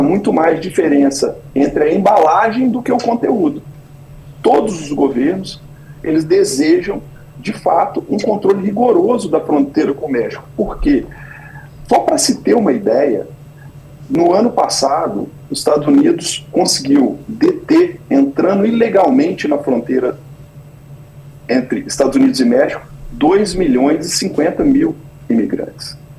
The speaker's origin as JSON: {"language": "Portuguese", "town": "Belo Horizonte", "region": "Minas Gerais", "country": "Brazil", "moved": "as an adult", "lives_now": "Florida, United States", "said": "eu sou mineiro de Belo Horizonte"}